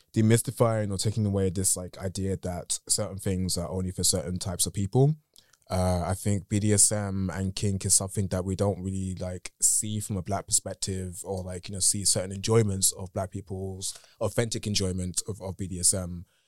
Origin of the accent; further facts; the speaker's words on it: United Kingdom; accent: British; my English is very English in the British in the British sense. So a lot of times it comes out in a very I don't know, like my friends make fun of my accent